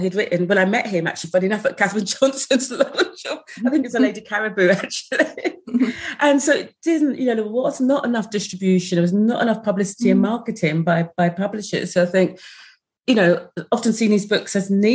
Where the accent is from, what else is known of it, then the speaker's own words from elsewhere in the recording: Sussex, South East England, United Kingdom; moved away as an adult; also born or lived in London; when I moved to London in my mid to late 20s, I found London quite difficult, as I came from Sussex